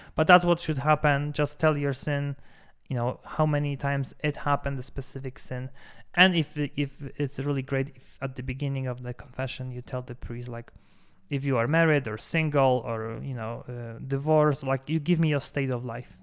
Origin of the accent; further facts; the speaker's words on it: Poland; moved away; in Poland, my home country